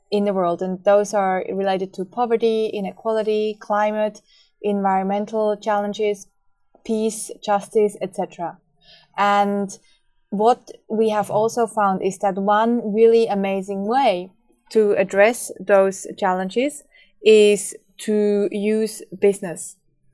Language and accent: English; Switzerland; moved away; I grew up in Switzerland